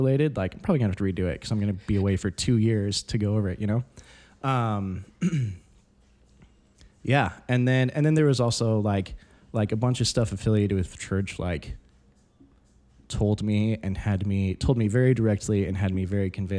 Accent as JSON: {"language": "English", "town": "Boulder", "region": "Colorado", "country": "United States", "tie": "born or raised there", "also_born_or_lived": "Phoenix", "said": "I was born, like, in Boulder"}